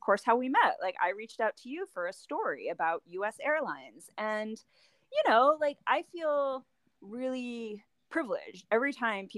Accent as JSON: {"language": "English", "region": "Delaware", "country": "United States", "tie": "born or raised there", "also_born_or_lived": "Clovis, New Mexico", "moved": "as an adult", "lives_now": "Chicago, United States", "said": "I grew up in Delaware, and I worked for my high school newspaper"}